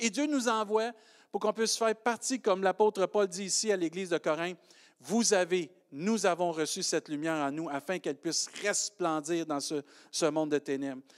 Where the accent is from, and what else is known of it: Quebec, Canada; accent: Québécois